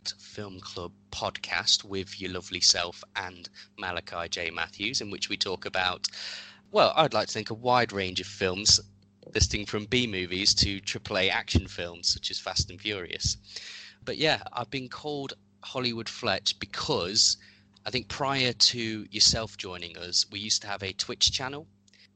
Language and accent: English; Derby, East Midlands, United Kingdom; also born or lived in Enfield, North London; I'm from North London originally. Mm. But I've lived in Derby since I was very young. So I basically consider myself to be from Derby because I was basically raised here.